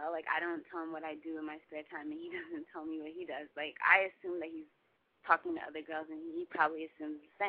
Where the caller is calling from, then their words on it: New Jersey, United States; Um, I'm from New Jersey, North Jersey, New York City, City metropolitan area. Um, I'm 21